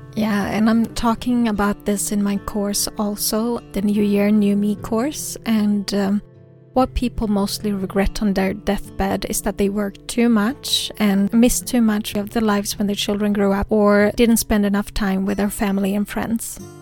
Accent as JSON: {"language": "English", "country": "Sweden", "second_language": "English", "said": "I am from Sweden"}